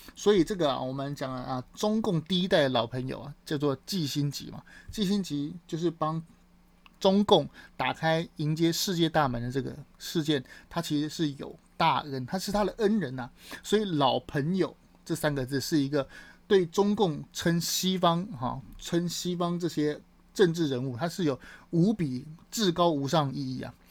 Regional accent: Taiwan; 我们台湾人

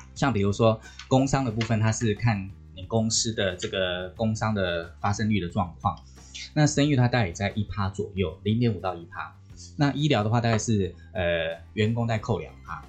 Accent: Taiwan; 我们台湾人算台港澳

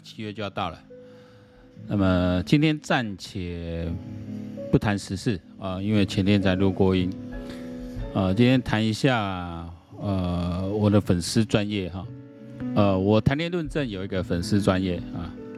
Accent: Taiwan; 在我们台湾人来讲哦

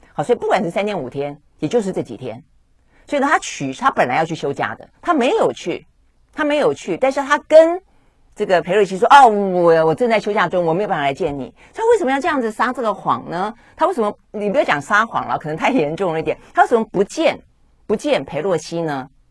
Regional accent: Taiwan; 我们台湾人民

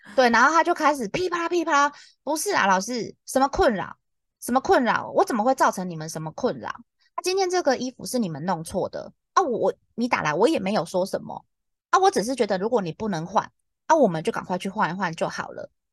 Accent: Taiwan; accent: Taiwanese Mandarin; 不是我台湾国语

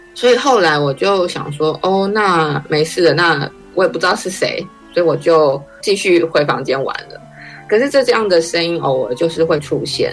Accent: Keelung, Taiwan; 对我来说，是我小时候就住在那里

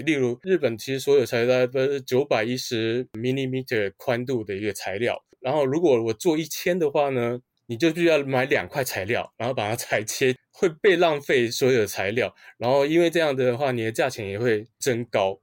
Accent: Taiwan; now in Tokyo, Japan; 我是台湾人，就是 不是日本人

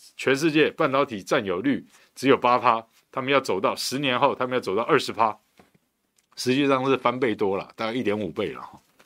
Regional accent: Taiwan; 我们台湾人

